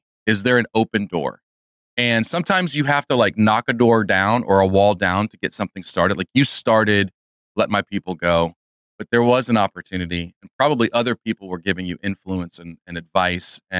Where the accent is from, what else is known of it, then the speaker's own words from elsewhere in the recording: Chicago, Illinois, United States; I was born and raised in the Chicagoland area